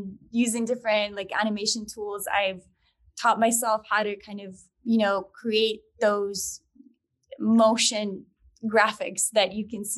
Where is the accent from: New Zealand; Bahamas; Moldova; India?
Moldova; now in United States; I'm originally from Moldova. It's a small country in Eastern Europe. And my parents and I immigrated back in 2002.